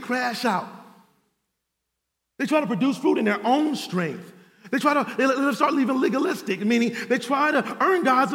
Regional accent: Cleveland, Ohio, United States; now in Atlanta, United States; I'm from Cleveland, Ohio

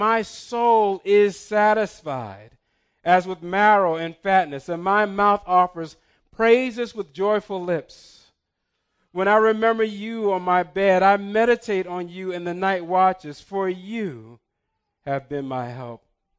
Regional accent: Newark, New Jersey, United States; I grew up in Hart Parson, in Newark, New Jersey. Before I was 10, I'm carrying a knife as long as my calf.

